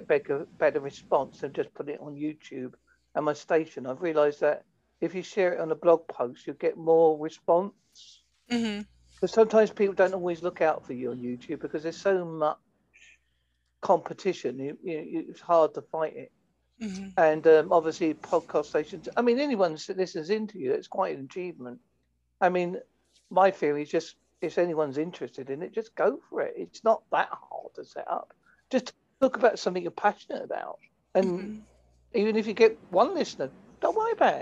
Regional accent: Essex, East of England, United Kingdom; moved away; I come from Essex originally

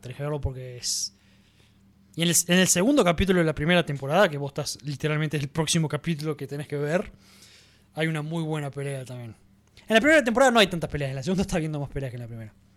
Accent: Argentina; a nosotros directamente, a los argentinos

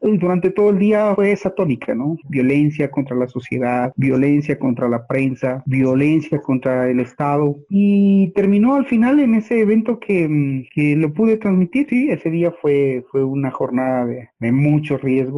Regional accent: Ecuador; todos como ecuatorianos

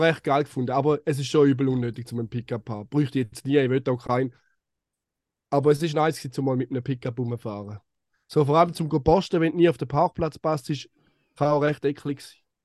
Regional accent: Eastern Switzerland, Switzerland; aus der Ostschweiz, aus meinem Heimatland.

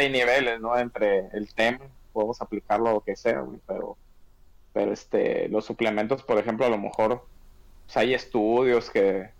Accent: Mexico; como mexicanos

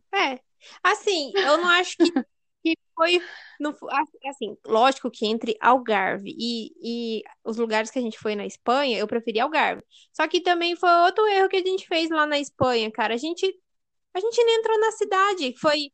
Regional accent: Mato Grosso, Brazil; nós que somos do Mato Grosso, que é 40 graus

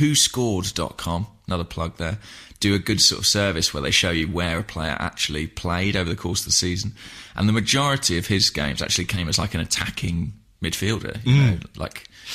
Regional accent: England, United Kingdom; as an Englishman

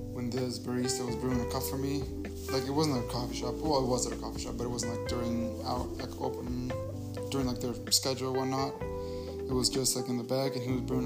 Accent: Honduras; moved away; I'm from Honduras

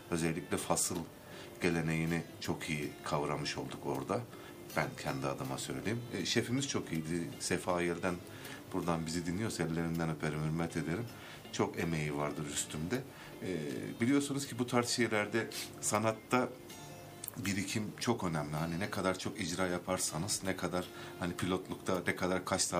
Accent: Elazığ, Elazığ Province, Turkey; moved away as an adult; also born or lived in Erzurum; now in Ankara, Turkey; gelenekten gelen bir sanatçıyım, Elazığlıyım.

